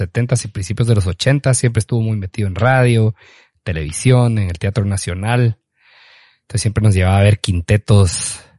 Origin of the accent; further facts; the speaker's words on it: Petén, Guatemala; siempre llevamos la bandera de ser peteneros, pues obviamente guatemaltecos, pero que que somos de Petén